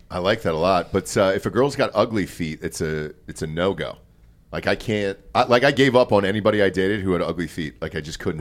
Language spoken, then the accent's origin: English; Georgia, United States; I'm from Georgia